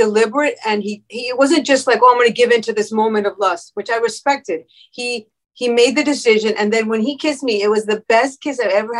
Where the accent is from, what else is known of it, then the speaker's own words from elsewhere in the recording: Miami, Florida, United States; now in Los Angeles, United States; I was born in Miami of parents who came from Cuba. So I'm first generation American.